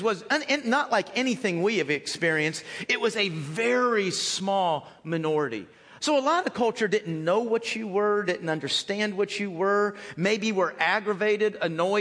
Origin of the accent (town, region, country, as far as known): United States